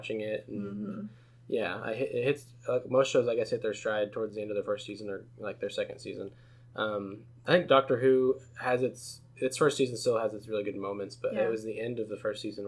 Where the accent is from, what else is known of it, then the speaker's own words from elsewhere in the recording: United States; as an American